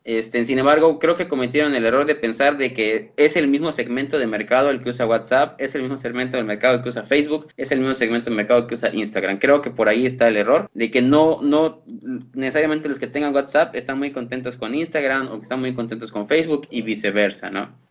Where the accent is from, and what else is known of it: Mexico